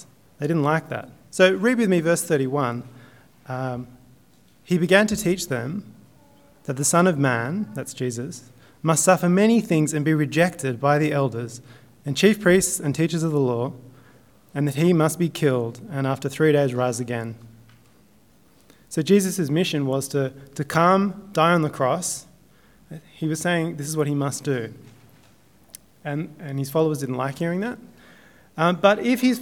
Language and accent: English; Southern Highlands, New South Wales, Australia; I'm from the Highlands